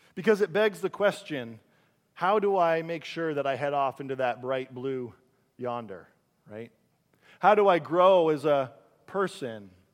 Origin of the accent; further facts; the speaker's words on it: Caledonia, Ontario, Canada; I grew up in a town called, uh, Caledonia, Ontario.